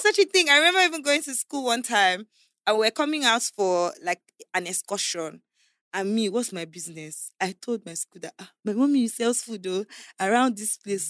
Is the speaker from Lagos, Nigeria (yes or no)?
no; Abuja, Federal Capital Territory, Nigeria; also born or lived in Calabar; I was born in Calabar, um, I was there till I was about four or five, until I was about five years old, when they had my kid sister, Princess. Then we moved to Abuja to live with my uncle.